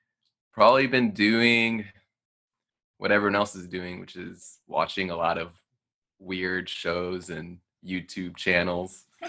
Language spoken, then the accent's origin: English; Chicago, Illinois, United States; I'm from Chicago.